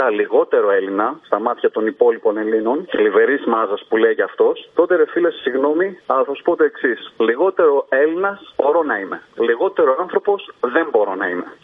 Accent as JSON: {"language": "Greek", "region": "northern Greece", "country": "Greece", "tie": "born or raised there"}